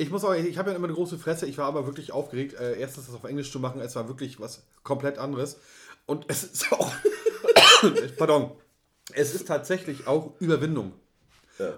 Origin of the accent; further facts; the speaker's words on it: Germany; wir als Deutsche